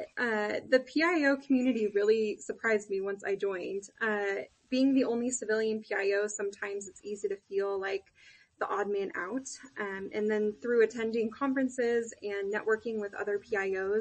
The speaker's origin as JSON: {"language": "English", "town": "Cheyenne", "region": "Wyoming", "country": "United States", "tie": "born or raised there", "said": "So I'm a Wyoming native. I was raised in Cheyenne"}